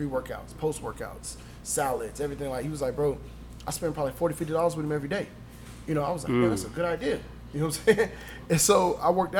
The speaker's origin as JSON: {"language": "English", "town": "Anderson", "region": "Indiana", "country": "United States", "tie": "born or raised there", "said": "I'm from Anderson, Indiana"}